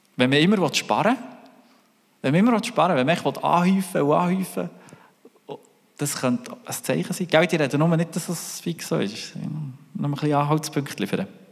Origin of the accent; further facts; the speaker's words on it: Switzerland; wie sind wir mit dem Reichtum umgegangen als Schweizer